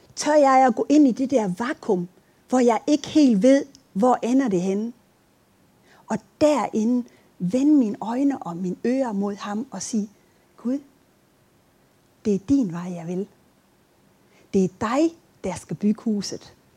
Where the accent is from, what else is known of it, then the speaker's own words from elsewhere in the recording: Aabenraa, Southern Denmark, Denmark; moved away; Jeg, jeg kommer fra Åben Rå, hvis I sidder og tænker på, hvad for et land jeg kommer fra.